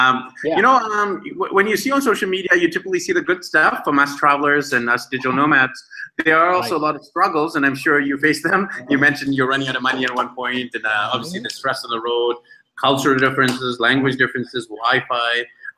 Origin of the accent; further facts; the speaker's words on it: Vancouver, British Columbia, Canada; By the way, I'm from Vancouver, BC, Canada